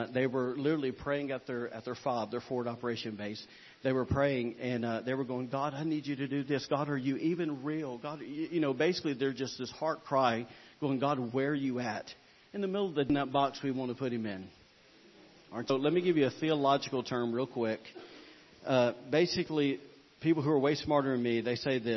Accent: Alabama, United States; I am from Alabama

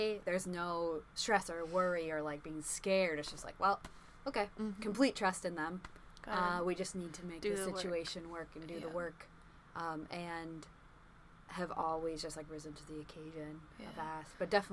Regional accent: False Pass, Alaska, United States; also born or lived in Juneau, Alaska; growing up in the Aleutians and all those coastal communities

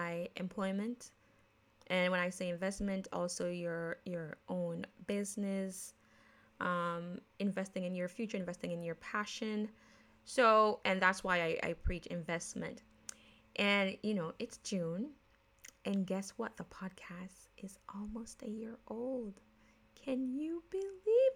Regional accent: Jamaica; accent: Jamaican; now in United States; I am born, raised in Jamaican, but a naturalized American citizen. But because I grew up in Jamaica

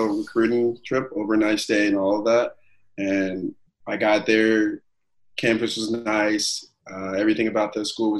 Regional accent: St. Louis, Missouri, United States; also born or lived in Chicago; Growing up in Missouri is pretty fun. I've lived here my whole life, for the most part

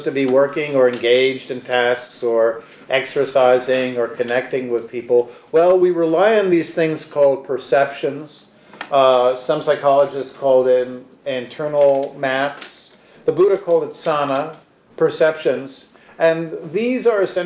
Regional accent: New York City, New York, United States; I grew up on the Upper West Side

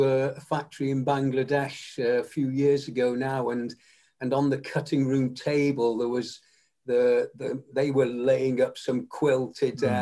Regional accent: Macclesfield, North West England, United Kingdom; also born or lived in St Annes-on-Sea; then we moved to Macclesfield when I was only 3 years of age

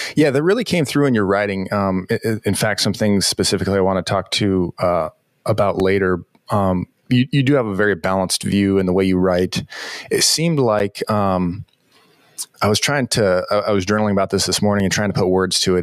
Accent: Southern California, United States; now in Des Moines, United States; I grew up in Southern California and I'm, I'm living in Des Moines, Iowa now.

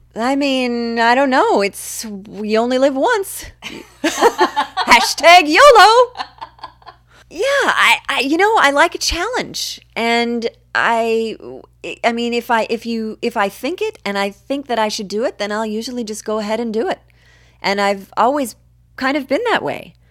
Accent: Seattle, Washington, United States; now in Los Angeles, United States; I grew up in Seattle, which was a very, you know, very different place than the L A my kids are growing up in now

